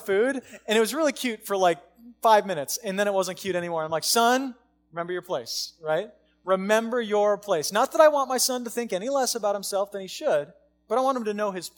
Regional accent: United States; We live in America. I live in America because I got rights as American

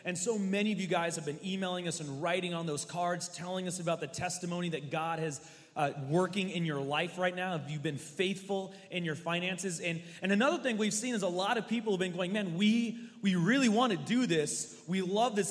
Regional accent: the Northwest, West Coast, Pacific Northwest, United States; I am from the Northwest, born and raised my whole life, West Coast.

